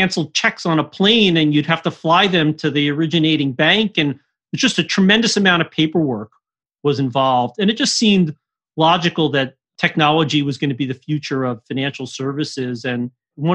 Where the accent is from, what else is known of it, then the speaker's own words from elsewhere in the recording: suburbs in New Jersey, United States; I grew up in suburbs in New Jersey, suburbs of New York City